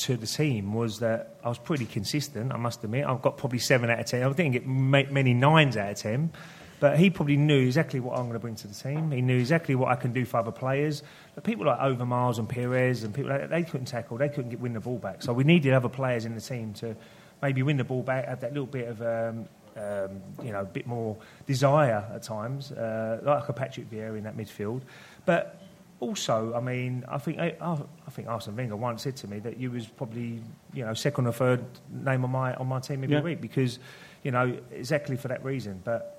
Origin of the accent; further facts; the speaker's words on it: Dagenham, London, United Kingdom; I was more Dagenham, really.